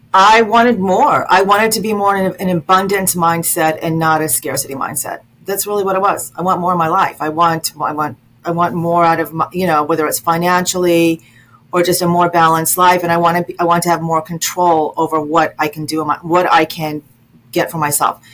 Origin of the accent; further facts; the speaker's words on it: Las Vegas, Nevada, United States; now in DMV region, United States; I'm originally from Vegas, from Las Vegas, so that's sort of also in my in my in my d- DNA